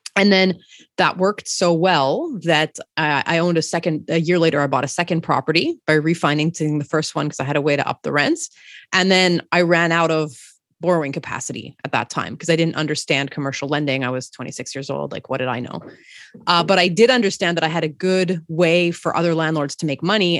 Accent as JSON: {"language": "English", "town": "Montreal", "region": "Quebec", "country": "Canada", "also_born_or_lived": "Toronto", "moved": "as an adult", "said": "I'm from Montreal"}